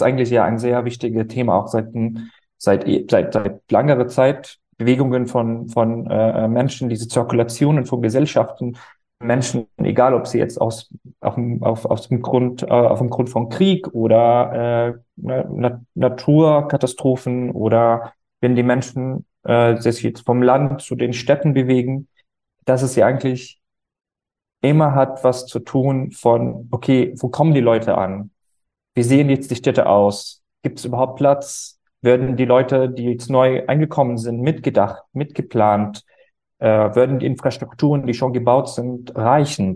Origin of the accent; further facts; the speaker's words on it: Syria; now in Berlin, Germany; ich bin ursprünglich aus Syrien